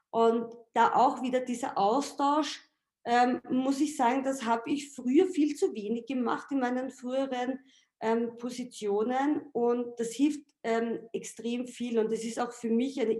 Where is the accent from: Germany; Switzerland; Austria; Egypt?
Austria; Also ich sage jetzt mal, ich als Österreicherin mache den österreichischen Markt